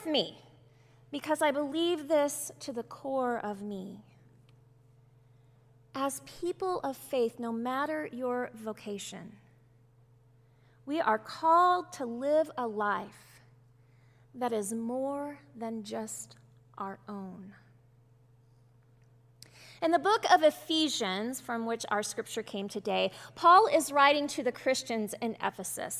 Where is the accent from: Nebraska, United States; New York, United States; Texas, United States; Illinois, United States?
Texas, United States; Bible Belt of; growing up in the Bible Belt of Texas.